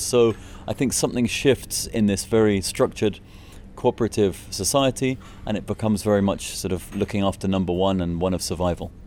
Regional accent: Scotland, United Kingdom; moved away as an adult; now in Easter Island, Chile; I'm originally from Scotland

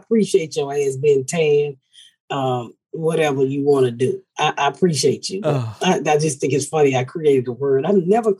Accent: the South, United States; I'm from the South

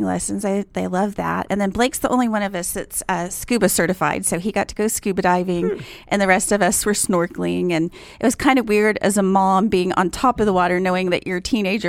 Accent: New York City, New York, United States; being a New Yorker and everything, you're really mm-hmm. big into keeping the buildings as is.

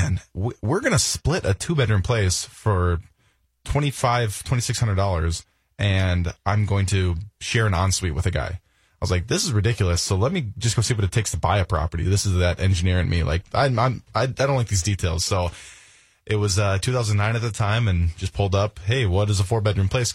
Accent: Princeton, Minnesota, United States; we actually grew up in the same hometown. So we met in high school. We grew up in Princeton, Minnesota, which is about an hour north of the cities

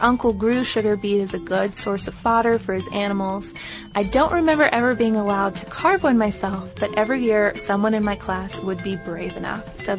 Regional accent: Ireland; Where I grew up in Ireland, one of the main crops was sugar beet.

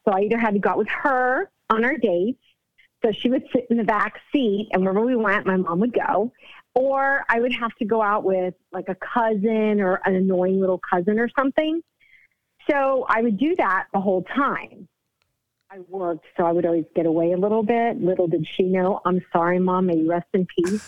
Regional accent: United States; I was born here in the States. My parents were born in Cuba, so I'm Cuban American

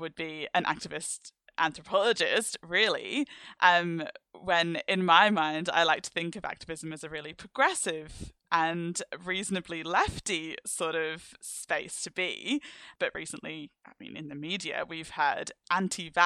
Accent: London, United Kingdom; I'm from the UK and because I'm from London

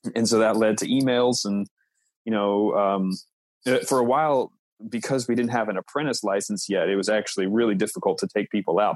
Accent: Knoxville, Tennessee, United States; moved away as an adult; now in New York City, United States; living in Tennessee, I'm from Knoxville

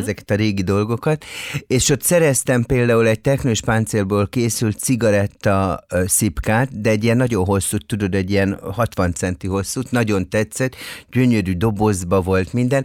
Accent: Budapest, Hungary; itt budapesti vagyok

